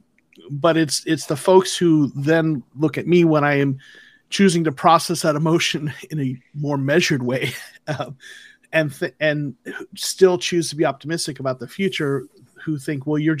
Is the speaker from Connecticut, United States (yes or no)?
no; Arizona, United States; moved away as an adult; now in Georgia, United States; I was born in Arizona, but my career has taken me to Georgia